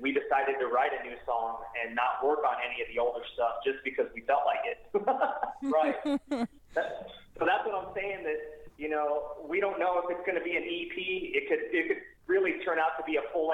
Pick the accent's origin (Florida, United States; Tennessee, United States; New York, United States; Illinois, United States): Illinois, United States; Chicago; moved away as an adult; now in California, United States; I grew up in Chicago, like the Chicagoland area